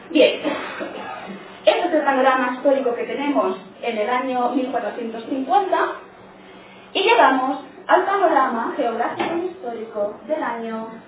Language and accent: Spanish; Catalonia, Spain; yo como soy catalana